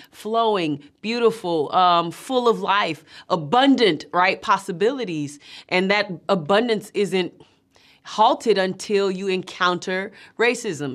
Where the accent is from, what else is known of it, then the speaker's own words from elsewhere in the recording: Atlanta, Georgia, United States; growing up in Atlanta